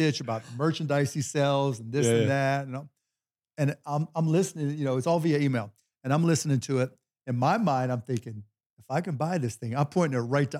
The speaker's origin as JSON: {"language": "English", "town": "Pittsburgh", "region": "Pennsylvania", "country": "United States", "tie": "born or raised there", "said": "But I grew up in Pittsburgh and we used to call ourselves the City of Champions, right?"}